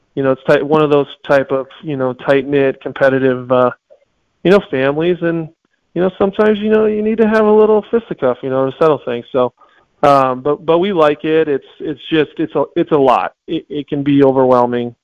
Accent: Tucson, Arizona, United States; I'm born and raised in Tucson, um, large family here

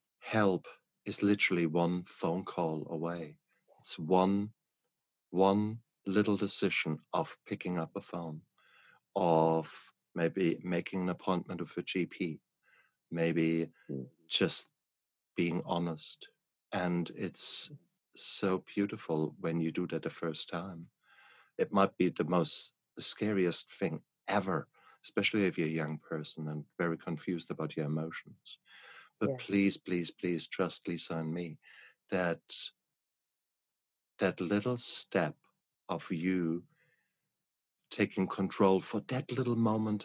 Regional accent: England, United Kingdom; I'm English

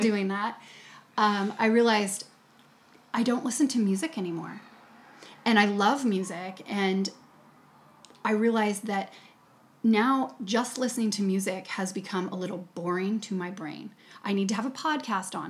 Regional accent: United States; I'm coming from America, American yoga teacher

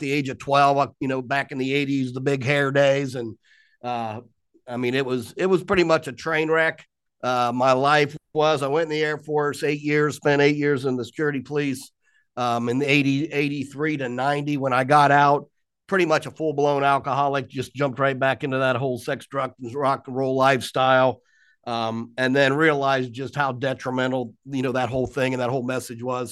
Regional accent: Columbus, Ohio, United States; moved away as an adult; now in Pennsylvania, United States; born and raised in Columbus, Ohio, 1965

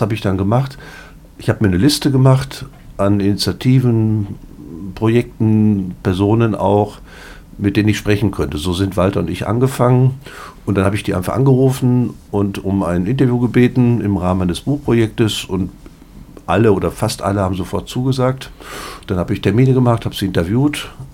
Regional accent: Paderborn, North Rhine-Westphalia, Germany; Ich komme hier aus Paderborn

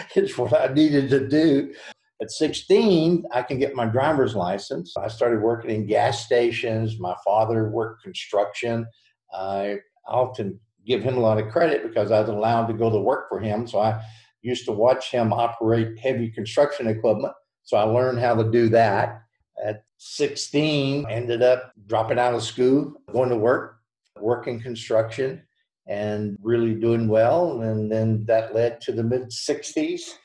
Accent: the South, United States; accent: Southern; with the Southern tongue

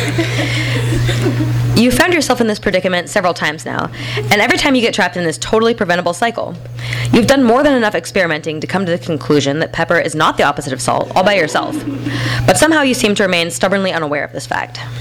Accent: Bend, Oregon, United States; in my hometown of Bend

